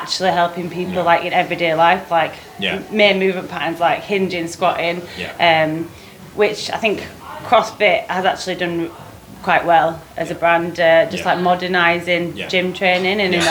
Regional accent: Leeds, Yorkshire and the Humber, United Kingdom; moved away as an adult; now in London, United Kingdom; I'm originally from Leeds. Lived in London for like 7 years now.

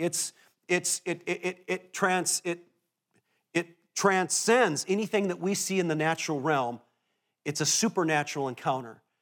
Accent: Minnesota, United States; as a Minnesotan

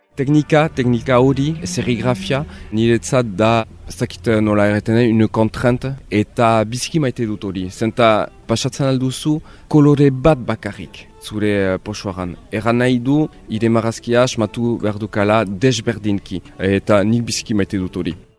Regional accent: Bayonne, Nouvelle-Aquitaine, France; Nik hemen uh, eh, baiona atipian niz, ba, euskalduna naiz ere, biziki maite dut eh, nire erria

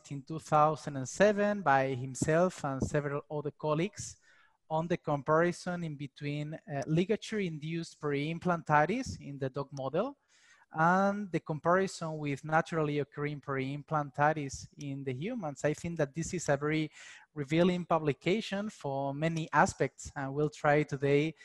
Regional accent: Spain; I'm from Spain

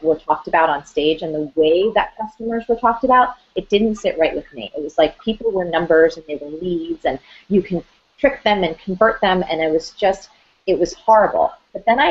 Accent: New Jersey, United States; I'm from Jersey

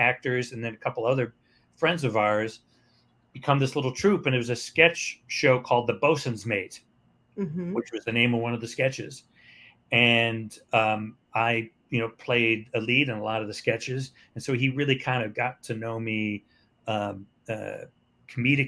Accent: Cleveland, Ohio, United States; I started in my hometown in Cleveland

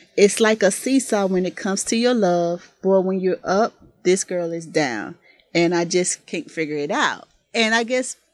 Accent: Mississippi, United States; I'm from the South. I'm from Mississippi

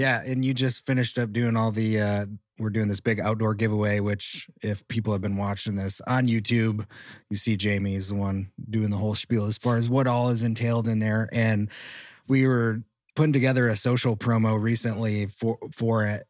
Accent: Michigan, United States; now in Texas, United States; I grew up in Michigan

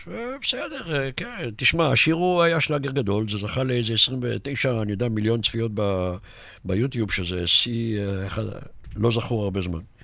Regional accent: Netanya, Central District, Israel; נולדתי בנתניה איזה 200 מטר מהמגרש

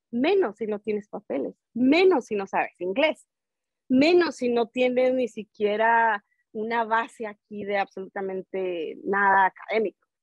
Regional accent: Ciudad Juárez, Chihuahua, Mexico; now in Denver, United States; soy de Ciudad Juárez, Chihuahua

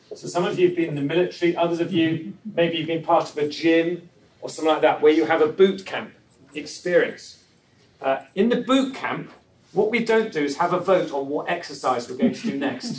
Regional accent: England, United Kingdom; moved away as an adult; I'm originally from England.

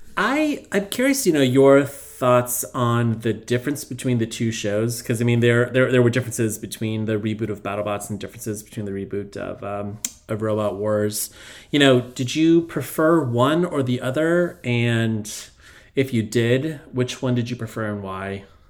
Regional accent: United States; as an American

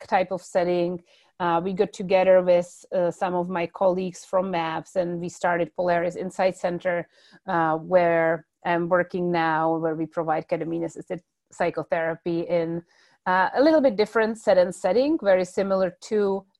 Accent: Czechia; moved away; I come originally from the Czech Republic

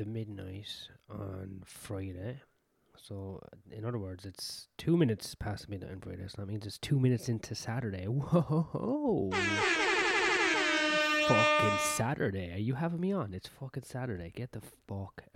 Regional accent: Ireland; being Irish.

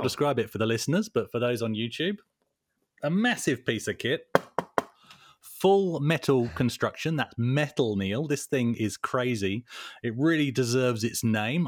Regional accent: England, United Kingdom; now in Perth, Australia; I'm English.

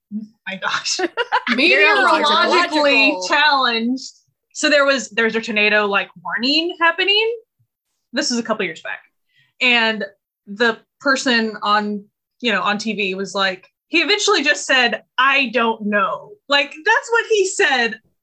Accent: Oklahoma, United States; now in South Korea; I grew up in Oklahoma

